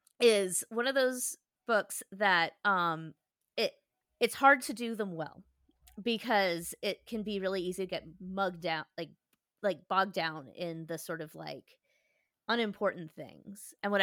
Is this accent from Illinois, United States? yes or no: yes; Chicago, Illinois, United States; born there; I was born in Chicago. Like, the schools would be closed in honor of him every year and stuff.